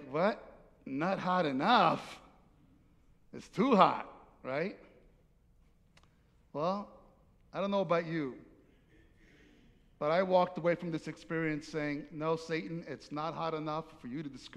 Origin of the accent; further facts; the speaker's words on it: Naples, Campania, Italy; moved away; I'm from Naples, Italy, and it's hot there